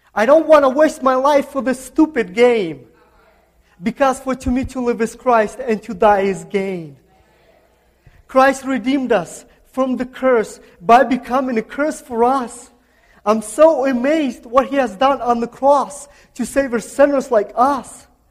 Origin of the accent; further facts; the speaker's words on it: Kazakhstan; English is a second language; moved away; I'm from Central Asia. Central Asia, it's a, uh, uh, it's a country called Kazakhstan.